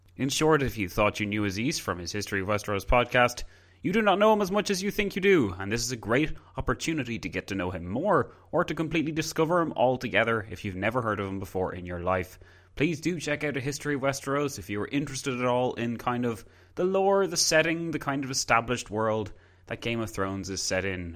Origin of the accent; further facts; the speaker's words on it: Ireland; my country's weird sometimes